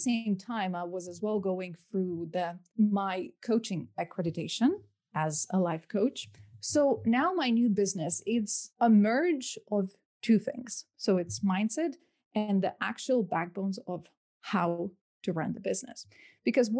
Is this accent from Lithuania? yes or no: yes; Lithuania; moved away as an adult; now in London, United Kingdom; I'm originally from Lithuania. So I grew up there for, I lived there for 21 years of my life